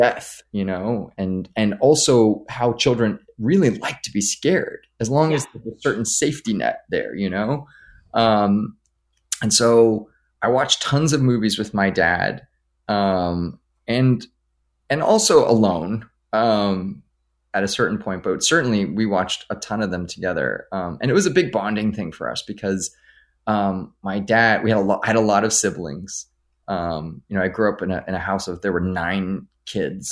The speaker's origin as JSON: {"language": "English", "town": "Los Angeles", "region": "California", "country": "United States", "tie": "born or raised there", "said": "I grew up here in Los Angeles"}